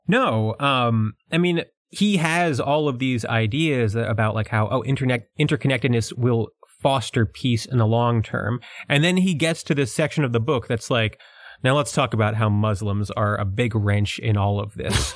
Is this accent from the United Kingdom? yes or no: no; United States; accent: New York and Philadelphia; my accent is a combination of New York and Philadelphia